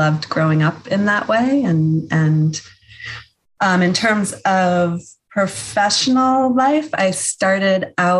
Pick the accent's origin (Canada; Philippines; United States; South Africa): United States; Massachusetts; now in Maine, United States; I grew up in Massachusetts in a multicultural, multi-generational family